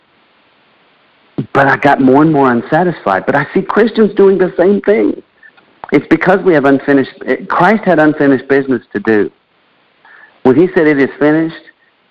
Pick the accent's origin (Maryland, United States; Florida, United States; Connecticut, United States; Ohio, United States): Florida, United States; Central; I grew up in Florida